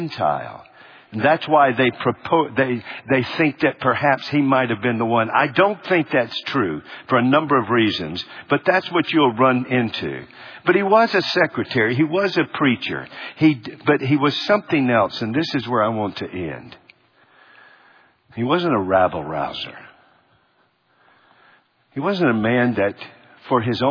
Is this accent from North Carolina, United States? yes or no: yes; Charlotte, North Carolina, United States; growing up in Charlotte